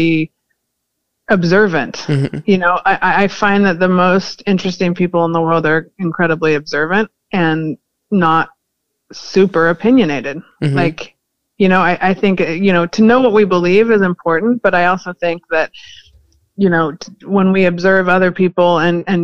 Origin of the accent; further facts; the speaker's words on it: California, United States; I was born in California